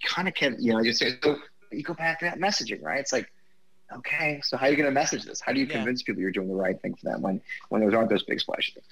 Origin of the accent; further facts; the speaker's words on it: Missouri, United States; I grew up in Missouri